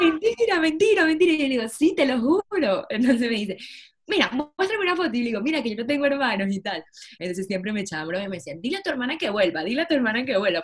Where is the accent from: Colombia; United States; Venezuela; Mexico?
Venezuela; moved away as an adult; also born or lived in Barcelona, Spain; Soy de Venezuela y emigré de Venezuela con 19 años, me fui a vivir a Barcelona solita.